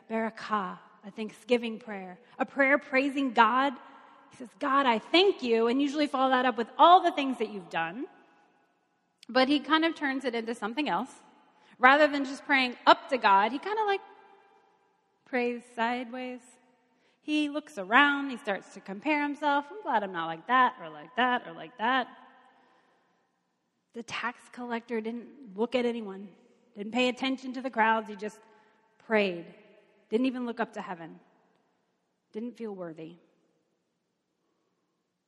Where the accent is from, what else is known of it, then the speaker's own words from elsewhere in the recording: Kentucky, United States; I'm from Kentucky.